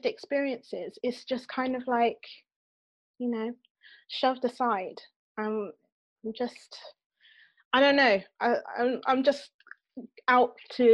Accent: Bristol, South West England, United Kingdom; I'm from Bristol

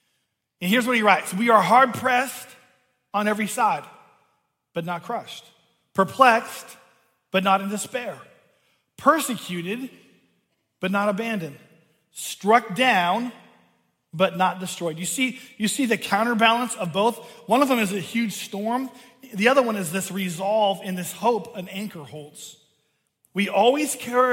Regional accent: Seattle, Washington, United States; I grew up outside of Seattle on the water.

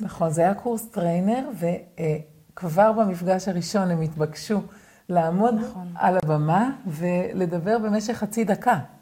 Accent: Israel; גדלתי בקיבוץ, בלינה משותפת

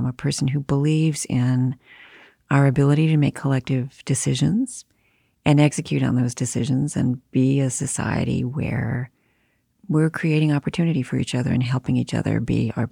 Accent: Detroit, Michigan, United States; I was born and raised in Detroit in a big immigrant family

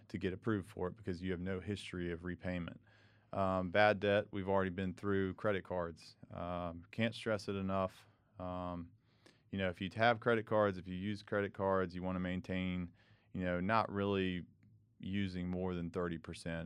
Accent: Charlotte, North Carolina, United States; moved away as an adult; now in Greenville, United States; I grew up in Charlotte, so right down the road

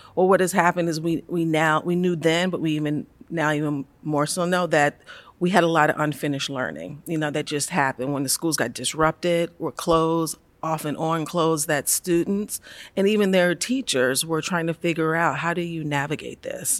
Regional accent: Baltimore, Maryland, United States; I'm from Baltimore. I'm from Baltimore City. Uh, grew up there

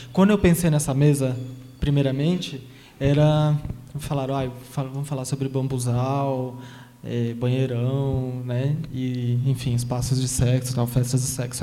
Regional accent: São Paulo, Brazil; now in Taboão da Serra, Brazil; eu nasci aqui em São Paulo, nasci no Capão Redondo e cresci nesse, na Zona Sul, Capão Redondo, Jardim Ângela, Guarapiranga

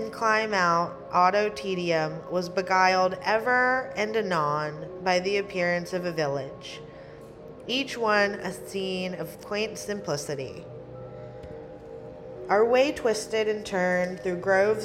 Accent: United States; also born or lived in Switzerland; I'm American

